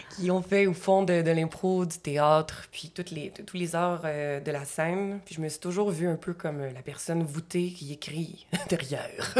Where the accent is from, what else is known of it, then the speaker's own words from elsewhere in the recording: Gatineau, Quebec, Canada; je viens de l'Outaouais